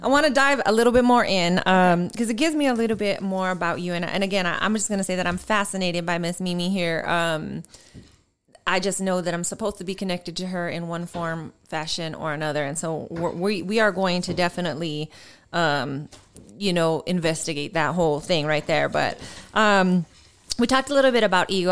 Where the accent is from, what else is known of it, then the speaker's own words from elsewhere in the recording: Colorado, United States; accent: Colorado Latina; also born or lived in Houston, Texas; I grew up in Colorado with my dad's family, all Latino, Mexican